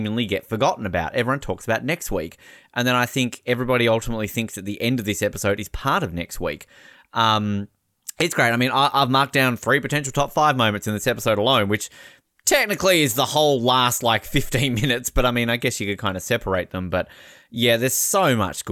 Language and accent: English; Australia; I'm an Australian.